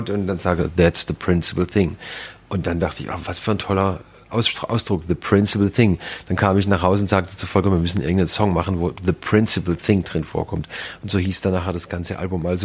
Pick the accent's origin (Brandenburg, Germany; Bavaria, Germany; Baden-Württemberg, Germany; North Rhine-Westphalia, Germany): Baden-Württemberg, Germany; Ich, äh, ich komme natürlich hier aus dem Schwarzwald. Ich bin sehr verbunden mit der, mit der Gegend Nordschwarzwald bei Pforzheim.